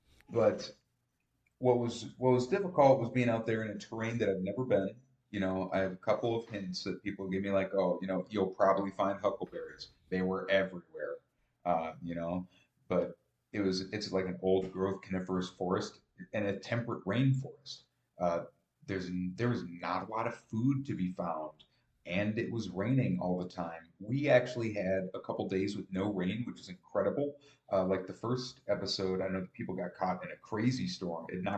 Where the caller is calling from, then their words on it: Menominee, Wisconsin, United States; Well, I'm coming from Menominee